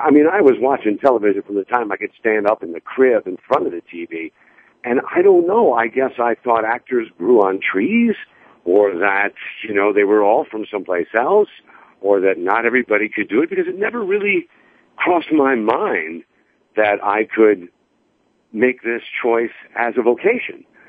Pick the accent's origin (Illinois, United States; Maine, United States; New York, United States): Illinois, United States; Ottawa; moved away; I set up a community theater in my hometown of Ottawa, Illinois